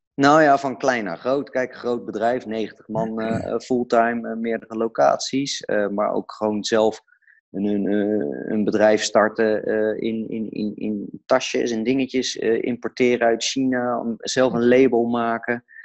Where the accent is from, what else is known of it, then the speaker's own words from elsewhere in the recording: Delft, South Holland, Netherlands; ik kom zelf uit Delft.